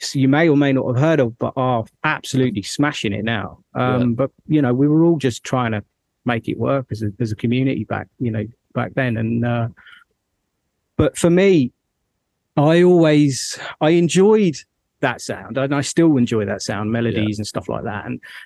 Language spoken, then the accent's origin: English; London, United Kingdom; moved away as an adult; also born or lived in Midlands; now in near Birmingham, United Kingdom; So I'm from London, but I moved to the Midlands about 8 years ago. So I live just north of Birmingham.